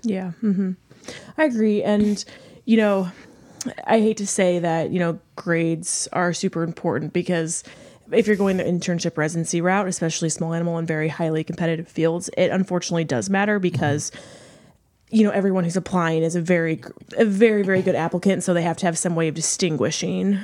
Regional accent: St. Louis, Missouri, United States; I am from Saint Louis.

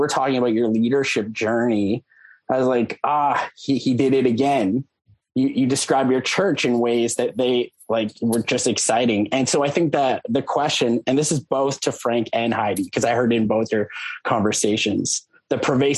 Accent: Lloydminster, Canada; now in Winnipeg, Canada; I grew up in Lloydminster, Saskatchewan, Alberta.

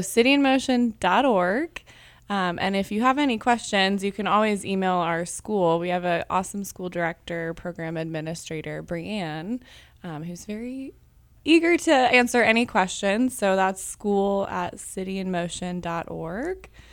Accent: Kansas City, Missouri, United States; I grew up with City in Motion and came here every Saturday on Main Street to take classes, um, since I was six

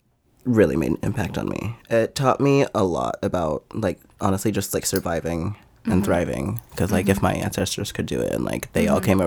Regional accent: Nashville, Tennessee, United States; Where I grew up down the street from Princess Hot Chicken.

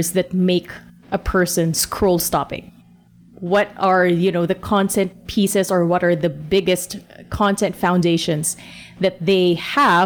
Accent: Philippines; we're from the Philippines

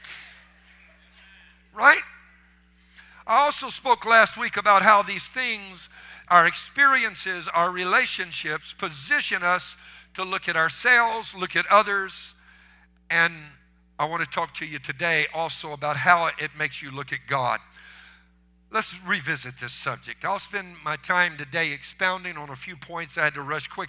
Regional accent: Cajun, Louisiana, United States; I'm a Cajun.

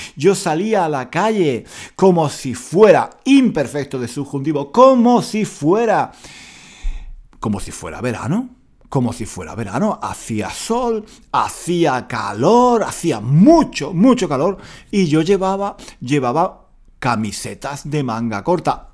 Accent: Spain; accent: Spanish; si hablo con acento español, ¿por qué no? Es, mi acento, es, es, mi personalidad, es mi historia

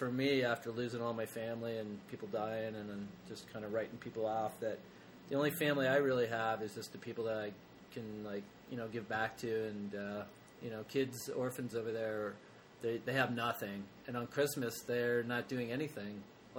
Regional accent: Canada; Canada. I'm Canadian.

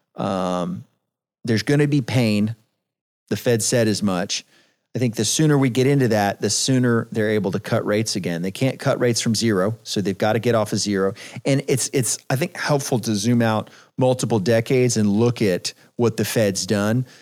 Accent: San Antonio, Texas, United States; I was born and raised in San Antonio

